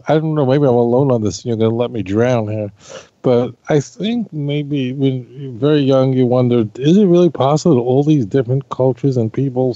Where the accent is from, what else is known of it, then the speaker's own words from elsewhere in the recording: New York, United States; as a kid, growing up in New York